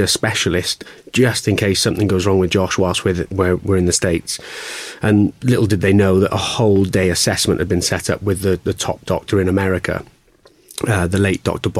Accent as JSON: {"language": "English", "area": "Welsh", "region": "Wales", "country": "United Kingdom", "said": "being Welsh"}